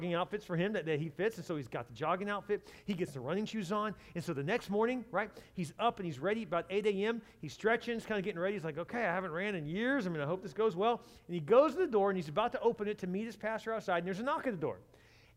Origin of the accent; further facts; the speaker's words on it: Texas, United States; I'm from Texas